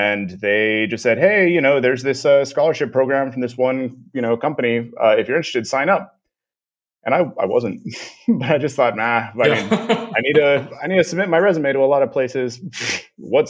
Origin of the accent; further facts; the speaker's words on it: Corpus Christi, Texas, United States; moved away as an adult; also born or lived in Austin, Texas / South Korea / Romania; now in Prague, Czech Republic; I'm originally from South Texas, Corpus Christi, Texas. I grew up there